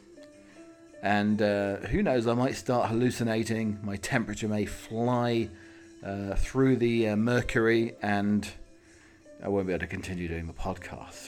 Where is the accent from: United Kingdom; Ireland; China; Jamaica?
United Kingdom; England; moved away as an adult; now in United States; I haven't lived in the UK for 20 years, but I have been living my life as an Englishman in America.